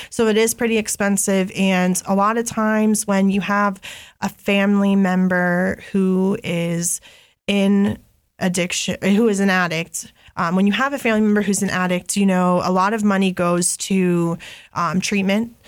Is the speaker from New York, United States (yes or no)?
no; Grandview Heights, Ohio, United States; I'm from Grandview, and Grandview's right by the hilltop. It's not far from Franklinton